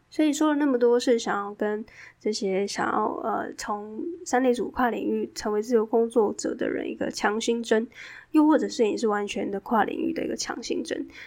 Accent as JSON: {"language": "Chinese", "region": "southern Taiwan", "country": "Taiwan", "also_born_or_lived": "Taipei", "moved": "yes", "said": "因为我是南部人嘛，在台湾的南部"}